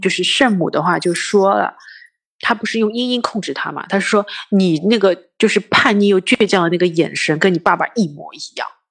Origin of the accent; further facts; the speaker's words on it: China; 我们中国人